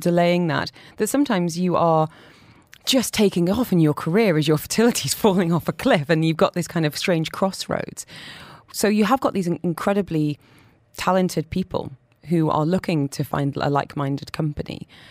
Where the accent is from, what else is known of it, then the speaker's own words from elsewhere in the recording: Hexham, North East England, United Kingdom; now in Dubai, United Arab Emirates; I'm from Hexham